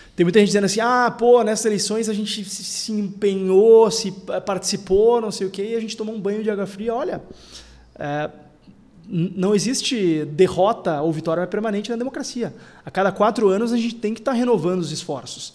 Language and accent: Portuguese; Porto Alegre, Rio Grande do Sul, Brazil; eu sou da única cidade do Rio Grande do Sul em que ninguém se importa de onde tu é, que é a capital